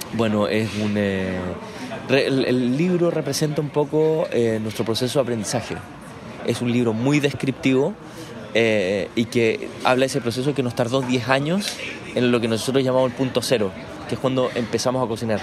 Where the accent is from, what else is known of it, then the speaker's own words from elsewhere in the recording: Chile; vivir esta época en mi país